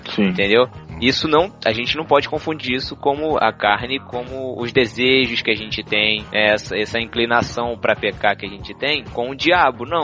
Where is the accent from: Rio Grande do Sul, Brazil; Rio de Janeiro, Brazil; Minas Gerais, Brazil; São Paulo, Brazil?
Rio de Janeiro, Brazil; cariocas não temos sotaque